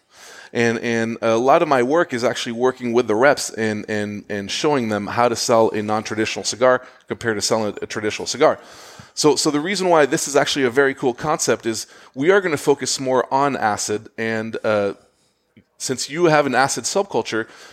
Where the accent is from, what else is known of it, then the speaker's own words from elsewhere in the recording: Switzerland; also born or lived in Zurich, Switzerland / Geneva, Switzerland; now in United States; I was born in Switzerland in Zurich, but I lived in Geneva